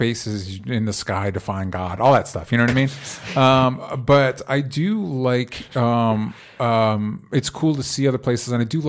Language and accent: English; Florida, United States; I grew up in Florida, and I took a road trip out here